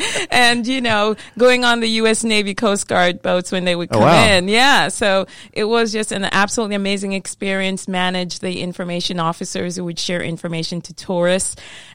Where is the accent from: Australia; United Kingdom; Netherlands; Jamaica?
Jamaica; moved away as an adult; also born or lived in Maine; I'm from Jamaica, so it's all about yeah. tourism and beaches.